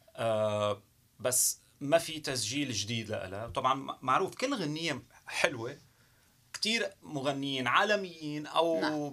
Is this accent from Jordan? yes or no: no; Syria; moved away as an adult; also born or lived in Canada; now in Montreal, Canada; انا كسوري او كمهاجر بشكل عام صرت كندي